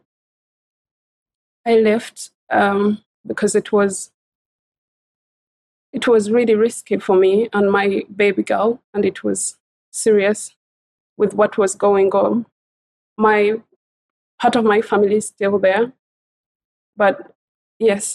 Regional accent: Uganda; moved away as an adult; also born or lived in Singapore / Malaysia / Hong Kong / Bahamas; now in United Kingdom; I came from Uganda in East Africa, in sub-Saharan Africa, as they call it now. I left my home country as a young adult.

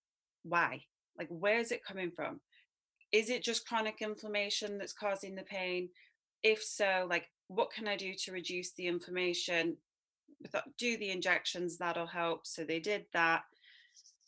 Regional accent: Southern California, United States; I was brought up in Southern California in a family, both my parents did yoga

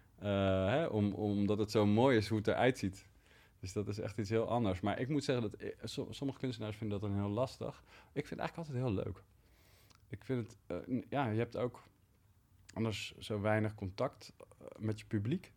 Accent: Leiden, South Holland, Netherlands; Ik groeide op in Leiden

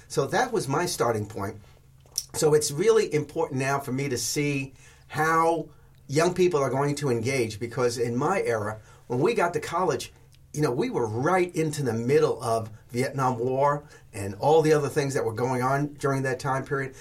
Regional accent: New York City, New York, United States; moved away; I grew up in New York City

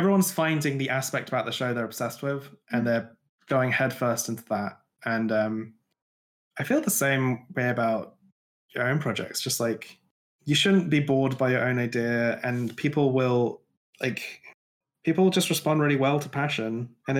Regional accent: Glastonbury, South West England, United Kingdom; I grew up in Glastonbury

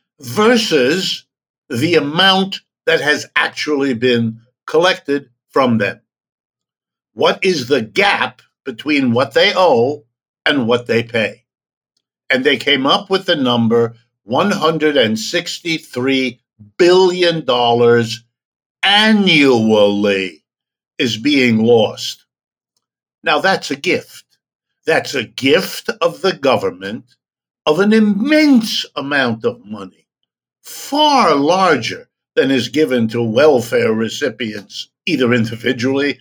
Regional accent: United States; as an American

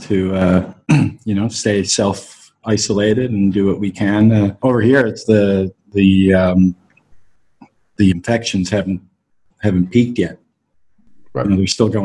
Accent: Canada; I'm Canadian

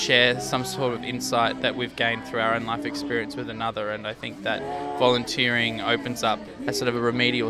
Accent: Canberra, Australian Capital Territory, Australia; moved away as an adult; also born or lived in Sydney; now in Mullumbimby, Australia; I grew up in Canberra and homelessness was something that was very uncommon.

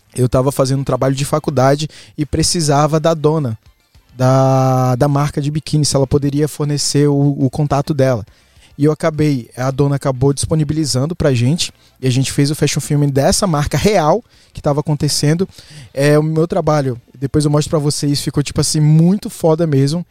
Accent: Guarabira, Paraíba, Brazil; Nasci em Guarabira. interior

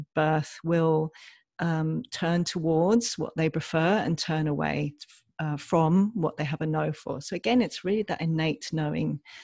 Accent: England, United Kingdom; I'm from England, as you can probably tell from my accent

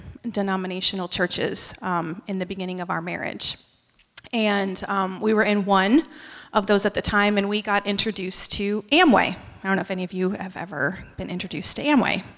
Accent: upstate New York, United States; moved away as an adult; also born or lived in Allentown, Pennsylvania / North Carolina; I was born in Allentown, Pennsylvania, but I was raised in upstate New York and moved to North Carolina after I graduated from college

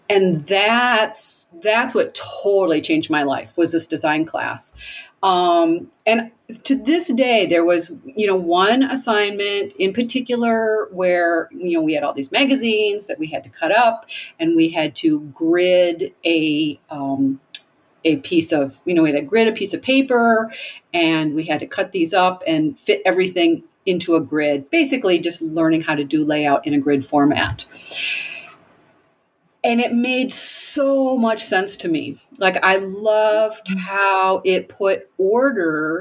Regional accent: Montague, Michigan, United States; also born or lived in New York City; now in Abiquiú, United States; I was born in Michigan in also a small town called Montague, which was right on Lake Michigan.

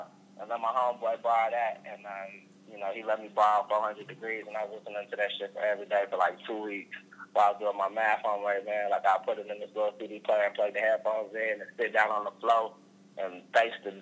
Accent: Fort Worth, Texas, United States; also born or lived in Pittsburgh, Pennsylvania; now in Los Angeles, United States; I'm originally from Fort Worth, Texas, man. We call that Funky Town

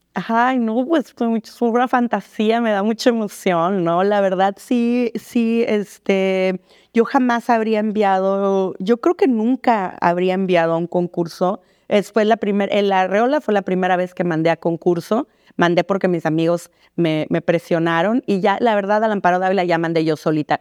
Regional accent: Mexicali, Baja California, Mexico; me sentí un poco este, extranjera en mi pueblo, ¿no? Porque no allá en Mexicali es, muy, es una frontera muy distinta

